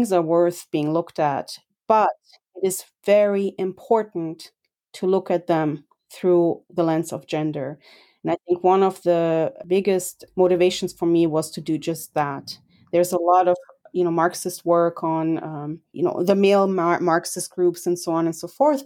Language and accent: English; Germany; As a foreigner growing up in Germany